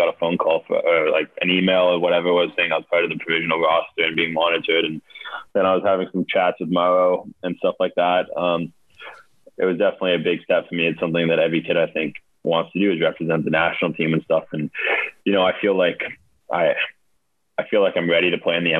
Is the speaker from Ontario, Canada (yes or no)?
no; Nanaimo, British Columbia, Canada; I came from a city called, I was born in Nanaimo, it was called, which is this 100,000 type city